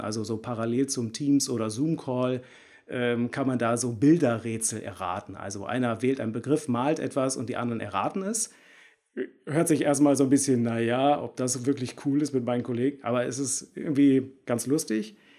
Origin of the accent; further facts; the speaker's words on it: Bielefeld, North Rhine-Westphalia, Germany; Ich komme aus Bielefeld